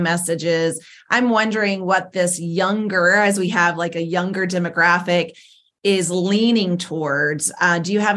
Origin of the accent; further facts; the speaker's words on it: outside of Columbia, South Carolina, United States; I grew up in South Carolina, not far from you, actually, outside of Columbia, South Carolina